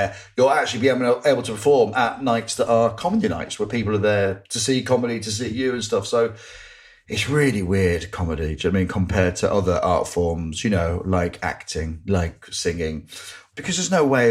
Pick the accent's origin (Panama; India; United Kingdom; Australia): United Kingdom; Grimsby, Yorkshire and the Humber; growing up in Grimsby